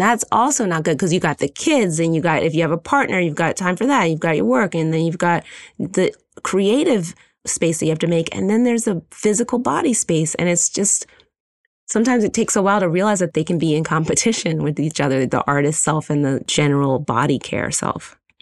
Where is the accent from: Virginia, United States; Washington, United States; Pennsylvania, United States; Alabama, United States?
Pennsylvania, United States; Philadelphia; moved away; also born or lived in Brooklyn, New York; I'm from Philadelphia